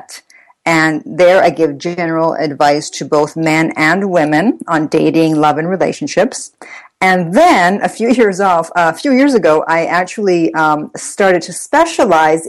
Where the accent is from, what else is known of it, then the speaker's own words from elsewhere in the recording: Italy; moved away as an adult; now in United States; I'm Italian. I was born in Italy. I spent my 20s in Italy.